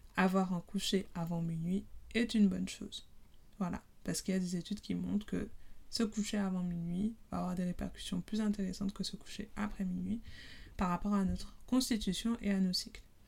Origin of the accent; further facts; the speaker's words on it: Guadeloupe; je suis guadeloupéenne